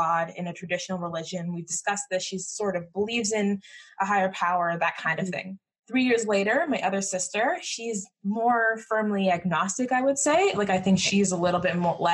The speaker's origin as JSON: {"language": "English", "country": "Jamaica", "said": "I'm Jamaican, and Jamaican people are, generally speaking, some kind of Christian"}